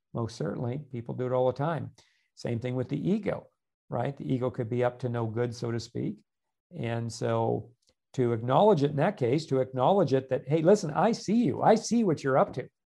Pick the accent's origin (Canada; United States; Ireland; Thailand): Canada; moved away; I'm originally a Canadian as well